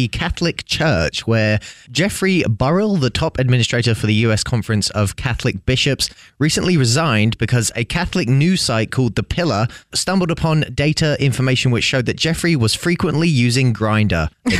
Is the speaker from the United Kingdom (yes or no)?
yes; England, United Kingdom; be careful what apps you download.